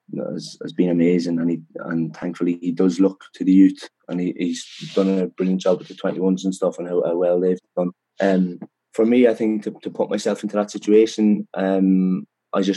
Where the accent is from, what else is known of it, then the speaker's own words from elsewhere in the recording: Dundalk, Leinster, Ireland; moved away; also born or lived in Edinburgh; I'm born and raised in Dundalk